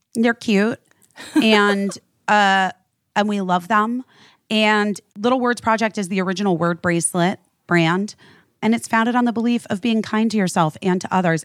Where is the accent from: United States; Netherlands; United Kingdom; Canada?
United States; New York